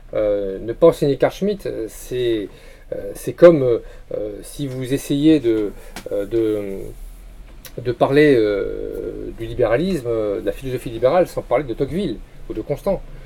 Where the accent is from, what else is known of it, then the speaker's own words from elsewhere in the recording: France; nous sommes des Français